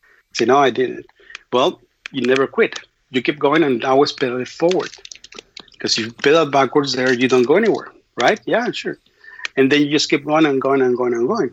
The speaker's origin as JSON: {"language": "English", "region": "Mexico City", "country": "Mexico", "also_born_or_lived": "Austin / Brownsville", "second_language": "English", "moved": "yes", "said": "I'm from Mexico City, so I'm in Mexico City, a block from my home"}